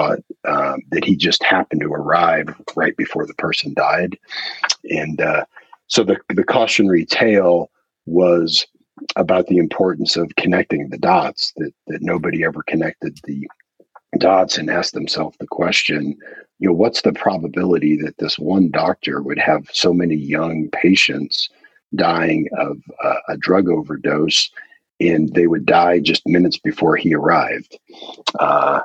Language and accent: English; United States; as an American, I'm just cognizant of the fact that we tend to speak fewer languages